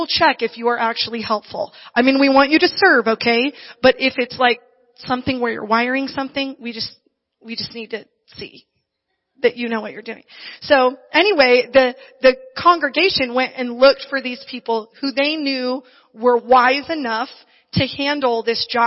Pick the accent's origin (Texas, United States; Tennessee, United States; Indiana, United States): Indiana, United States; now in Barstow, United States; I grew up in Indiana